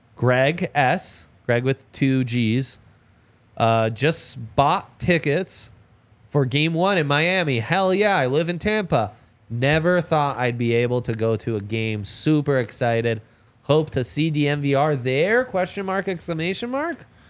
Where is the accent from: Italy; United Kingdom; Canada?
Italy; now in Denver, United States; I grew up in Italy